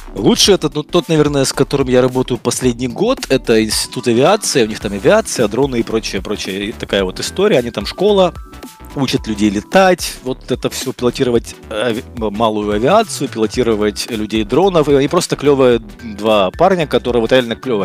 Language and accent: Russian; Kyiv, Ukraine; also born or lived in Brovary, Ukraine; Я родился под Киевом, но в школу, но как но родители переехали где-то в школьном возрасте, когда я да, был, переехали в Киев.